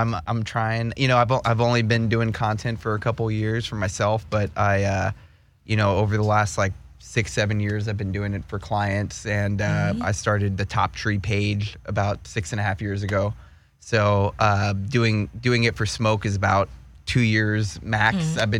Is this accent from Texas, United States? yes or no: yes; Houston, Texas, United States; now in California, United States; So I moved from Houston to Austin, and I went to school in Austin for a little bit, and I worked in music.